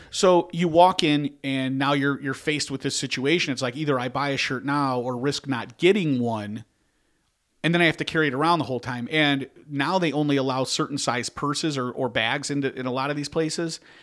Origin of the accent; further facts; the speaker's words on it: Chicago, Illinois, United States; we're from Chicago